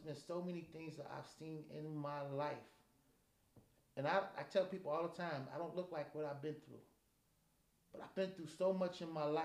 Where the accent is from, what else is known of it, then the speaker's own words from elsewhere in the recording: Chicago, Illinois, United States; now in Des Moines, United States; when I was growing up in Chicago